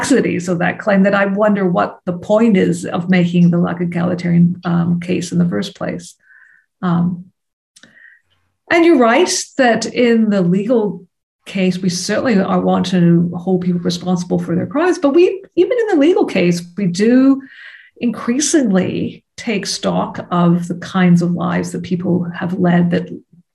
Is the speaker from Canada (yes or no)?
yes; Canada; As a Canadian, I'm conscious of issues of colonialism within the borders of my own country